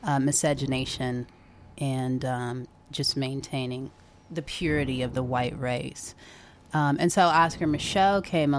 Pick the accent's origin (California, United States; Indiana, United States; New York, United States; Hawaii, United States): California, United States; Bay Area; I was born and raised in the Bay Area. I'm glad to be, you know, to have been raised in a diverse environment where I was exposed to the arts.